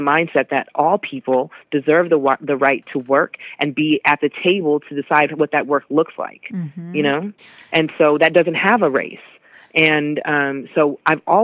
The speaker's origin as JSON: {"language": "English", "town": "Seattle", "region": "Washington", "country": "United States", "tie": "born or raised there", "said": "I'm born and raised in Seattle"}